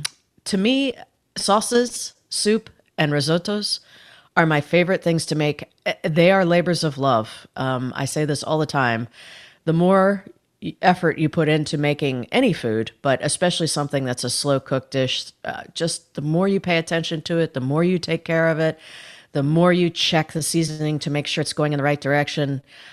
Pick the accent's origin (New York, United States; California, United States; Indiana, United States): Indiana, United States; Well, I grew up in Northern Indiana.